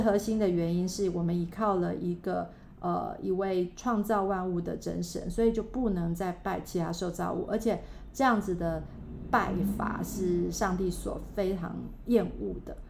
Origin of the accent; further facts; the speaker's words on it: Taiwan; 在我们在呃台湾